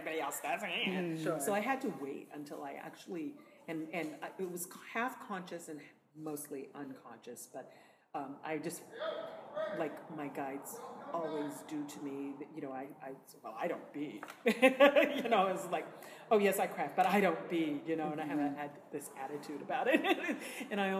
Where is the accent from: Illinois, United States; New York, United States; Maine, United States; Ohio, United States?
Maine, United States; moved away; I'm from Maine originally, and there's a long and very deep New England history